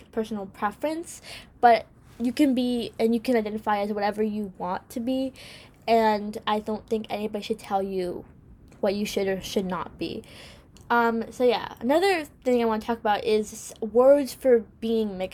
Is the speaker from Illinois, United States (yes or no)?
no; New York, United States; America. I'm from here. I live here